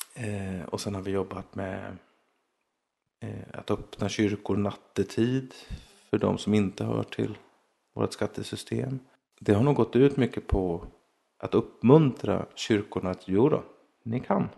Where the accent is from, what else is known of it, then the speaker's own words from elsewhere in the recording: Småland, Sweden; jag växte upp mestadels i Småland